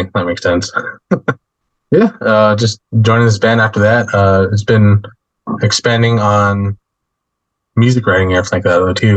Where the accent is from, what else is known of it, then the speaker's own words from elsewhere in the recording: Albuquerque, New Mexico, United States; also born or lived in Meridian, Mississippi; I was raised out here in Albuquerque, but I'm half Navajo and half Choctaw. I was born in Mississippi, Meridian, Mississippi